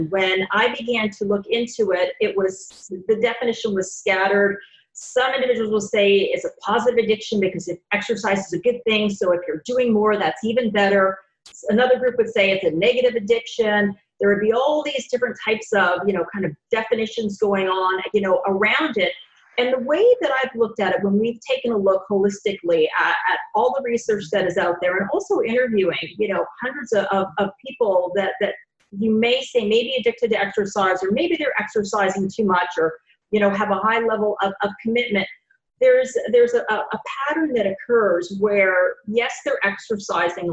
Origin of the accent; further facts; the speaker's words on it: Canada; moved away as an adult; also born or lived in Gainesville, Florida; now in Jacksonville, United States; I'm originally from Canada, moved down here with my husband about, over 20 years ago